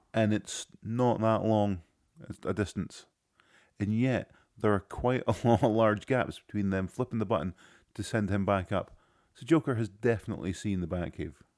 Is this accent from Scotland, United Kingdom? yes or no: yes; Scotland, United Kingdom; I am from Scotland